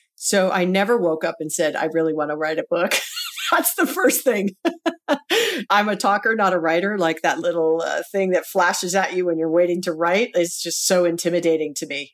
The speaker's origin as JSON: {"language": "English", "region": "Hawaii", "country": "United States", "tie": "born or raised there", "said": "we're both born and raised in Hawaii"}